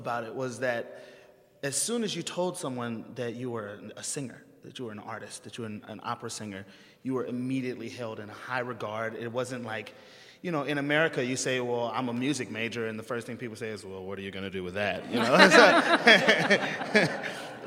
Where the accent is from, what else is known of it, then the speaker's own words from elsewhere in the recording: United States; an American opera singer